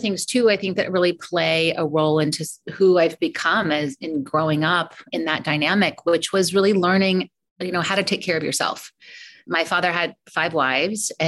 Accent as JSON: {"language": "English", "town": "Colorado Springs", "region": "Colorado", "country": "United States", "tie": "born or raised there", "moved": "yes", "lives_now": "California, United States", "said": "I'm actually from Colorado. I've been here so long, but I still feel like I still call myself like the Colorado girl, but I grew up in Colorado Springs"}